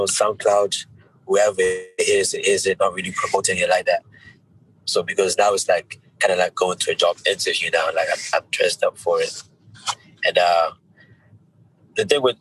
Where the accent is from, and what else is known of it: Zimbabwe; born or raised there; now in United Kingdom